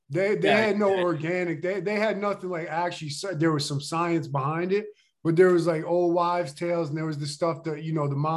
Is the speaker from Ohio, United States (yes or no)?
no; Pennsylvania, United States; Outside of Philly.